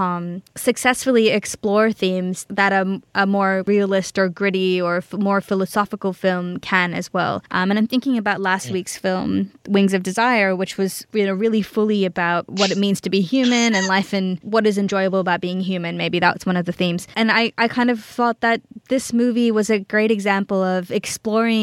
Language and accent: English; Australia; I grew up in Australia. I'm Australian born and bred